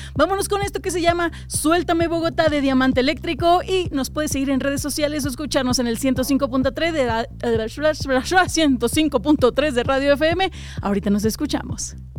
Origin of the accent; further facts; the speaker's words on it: Aguascalientes, Mexico; now in Mexico City, Mexico; yo en pandemia me regresé a mi pueblo, Aguascalientes.